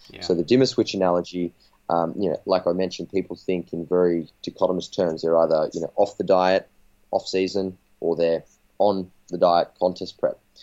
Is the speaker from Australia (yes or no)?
yes; Australia; I'm a coach from Australia